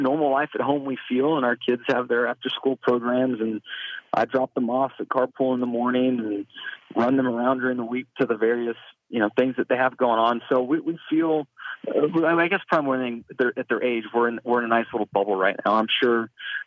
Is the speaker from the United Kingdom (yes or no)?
no; West Coast, United States; growing up on the West Coast like I did